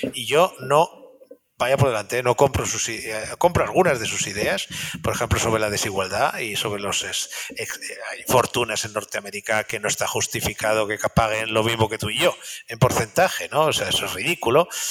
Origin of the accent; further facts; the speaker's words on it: Spain; me gusta como español decirlo